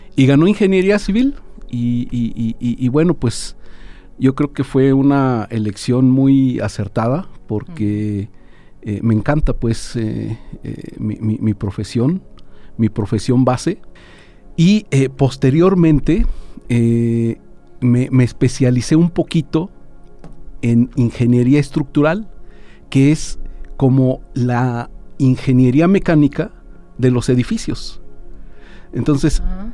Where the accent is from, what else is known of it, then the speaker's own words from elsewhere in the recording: Querétaro, Mexico; now in Aguascalientes, Mexico; yo soy originario de Querétaro